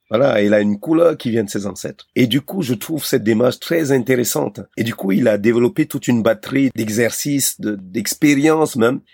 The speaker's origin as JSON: {"language": "French", "country": "Cameroon", "tie": "born or raised there", "also_born_or_lived": "Europe", "moved": "yes", "said": "mon pays natal, le Cameroun"}